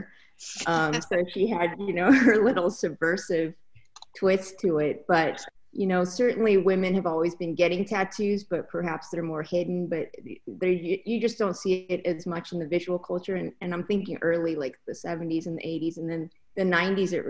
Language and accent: English; Spokane, Washington, United States; moved away; also born or lived in Mexico; in my hometown of Spokane, Washington